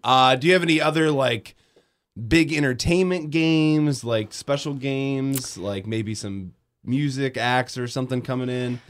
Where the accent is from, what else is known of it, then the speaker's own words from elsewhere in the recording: Grand Rapids, Michigan, United States; I grew up in Grand Rapids